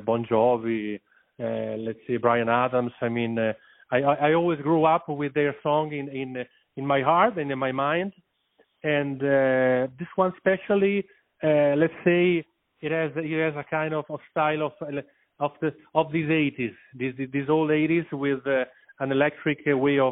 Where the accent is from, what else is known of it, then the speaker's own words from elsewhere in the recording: Italy; I'm from Italy